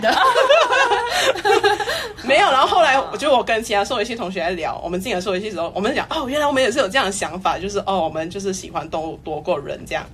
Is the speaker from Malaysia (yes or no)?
yes; Malaysia; moved away as an adult; also born or lived in Taiwan; now in Scotland, United Kingdom; 我来自马来西亚